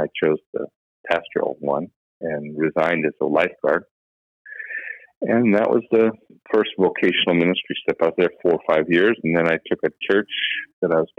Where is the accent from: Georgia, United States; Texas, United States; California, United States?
California, United States; Los Angeles; I grew up in Southern California, Los Angeles